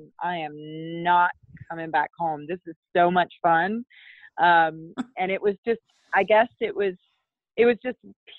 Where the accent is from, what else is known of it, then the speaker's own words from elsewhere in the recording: Walkertown, North Carolina, United States; now in Tennessee, United States; I grew up in Wahlberg, North Carolina, which is a little town outside of Winston-Salem